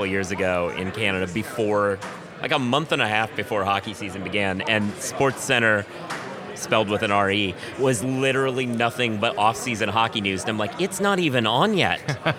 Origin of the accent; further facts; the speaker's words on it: Portland, Oregon, United States; Like, I'm from Portland, Oregon.